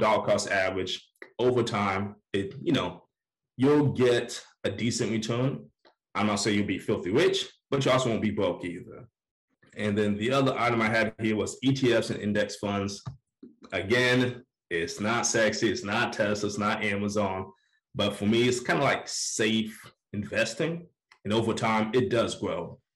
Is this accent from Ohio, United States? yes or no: no; Orlando, Florida, United States; now in Atlanta, United States; I'm from Orlando